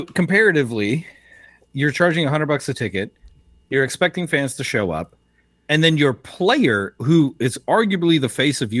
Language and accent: English; United States; Yes, because I'm an American.